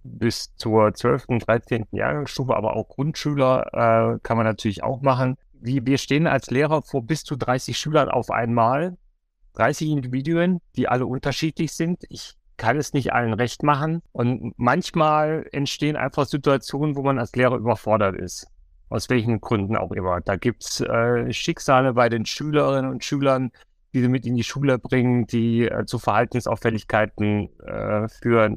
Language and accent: German; Bavaria, Germany; ich komme ja aus Bayern